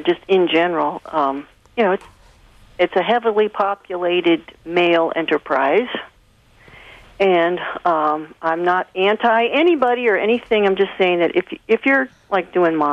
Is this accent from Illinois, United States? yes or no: yes; Chicago, Illinois, United States; also born or lived in California / New York; now in Cincinnati, United States; I'm from Chicago. I was born in Chicago and lived in California for many years and New York and all that stuff. So, right now I'm in Cincinnati